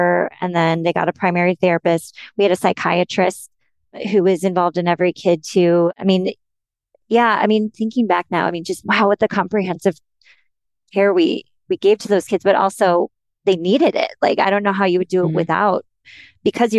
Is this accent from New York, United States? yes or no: no; Minnesota, United States; I'm from Minnesota